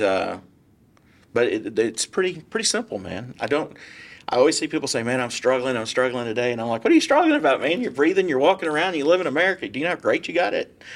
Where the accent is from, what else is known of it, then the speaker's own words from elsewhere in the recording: Irving, Texas, United States; also born or lived in San Diego, Texas / McKinney, Texas; I grew up in Irving and I lived there for a little over thirty years